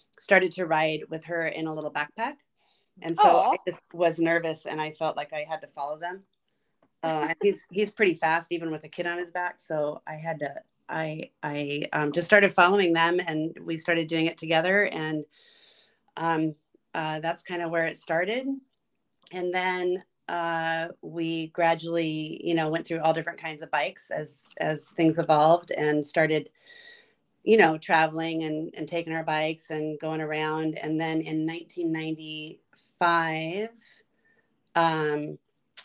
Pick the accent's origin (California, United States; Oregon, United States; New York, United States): California, United States; La Mesa; also born or lived in Ocean Beach, San Diego / Chula Vista; I grew up in La Mesa, and I went to Monta Vista High School and San Diego State, and really never left